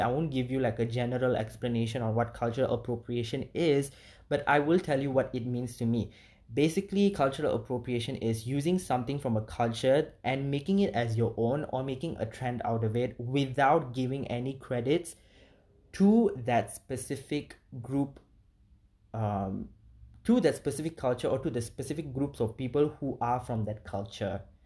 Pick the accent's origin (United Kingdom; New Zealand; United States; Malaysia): Malaysia; as a minority and as an Indian in Malaysia